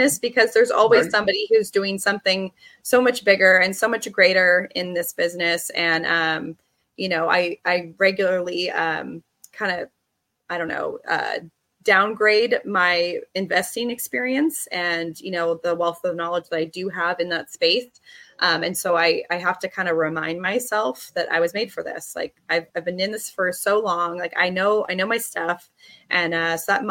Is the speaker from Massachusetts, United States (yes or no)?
no; Bay Area, California, United States; moved away as an adult; also born or lived in Sonoma County, California; now in Boise, United States; born and raised in the Bay Area